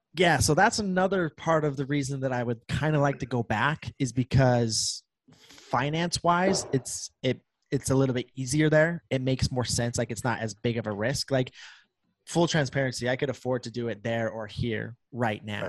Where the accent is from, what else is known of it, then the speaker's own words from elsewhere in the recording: Preston, Idaho, United States; now in St. George, United States; my hometown is right on the border of Idaho and Utah. Uh, like I'm on the Idaho side, obviously, but it's literally like five minutes into Idaho